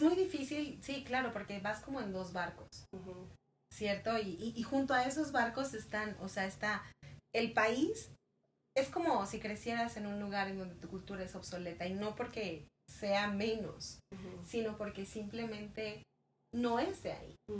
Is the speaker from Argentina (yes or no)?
no; Mexico; como nosotros como latinos mexicanos